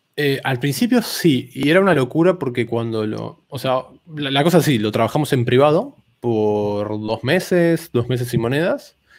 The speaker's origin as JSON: {"language": "Spanish", "country": "Argentina", "first_language": "Spanish", "said": "soy de Argentina"}